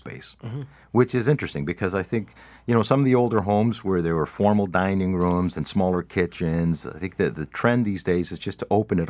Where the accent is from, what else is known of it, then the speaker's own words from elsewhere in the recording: Canada; No, we're Canadian.